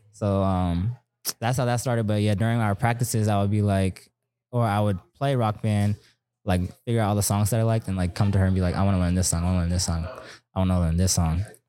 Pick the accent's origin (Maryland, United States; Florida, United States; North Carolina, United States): Maryland, United States; moved away as an adult; also born or lived in Germany / Texas; we came to Maryland. I stayed there from, since I was two to eighteen